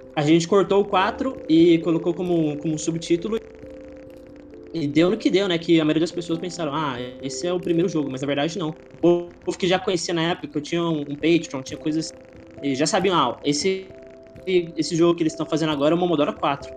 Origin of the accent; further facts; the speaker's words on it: Goiânia, Goiás, Brazil; eu sou de Goiânia, Goiás, interiorzão lá do, do ah. Brasil